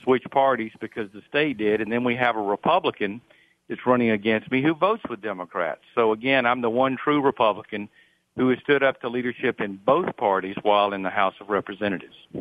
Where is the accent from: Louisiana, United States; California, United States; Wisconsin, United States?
Louisiana, United States; back home in my hometown